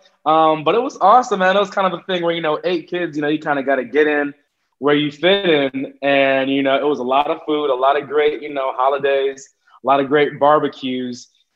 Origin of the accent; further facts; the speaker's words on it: United States; born there; My family, I am one of eight kids, and everybody except me was born in Jamaica. So I'm the American-born one, but my family is Jamaican.